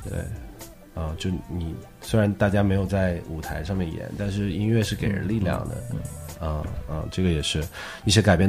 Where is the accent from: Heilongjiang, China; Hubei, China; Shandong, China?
Hubei, China; Wuhan; 特别是作为武汉人，我们在二零二零年上半年